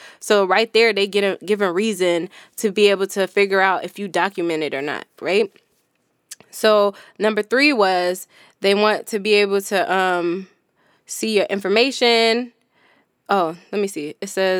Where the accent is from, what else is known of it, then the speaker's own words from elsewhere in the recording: New York, United States; when I came from New York to Cali to get my Cali ID